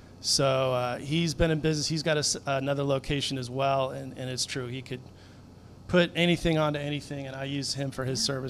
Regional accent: Southern California, United States; moved away as an adult; also born or lived in Texas; now in Houston area, United States; I'm originally from Southern California.

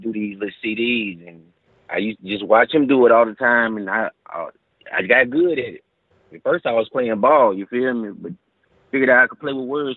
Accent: Huntsville, Alabama, United States; I'm calling from Huntsville. I'm from the Rocky City, Huntsville, Alabama

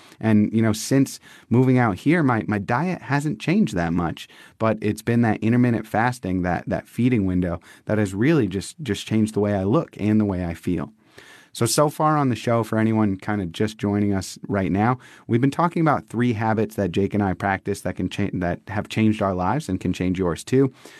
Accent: Massachusetts, United States; now in San Diego, United States; we're transplants from the East Coast to the West Coast. We live in San Diego. We're from Massachusetts.

